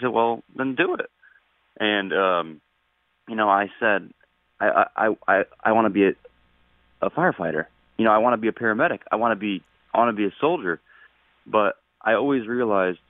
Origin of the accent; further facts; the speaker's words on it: Connecticut, United States; it's not necessarily my hometown, but it's my home state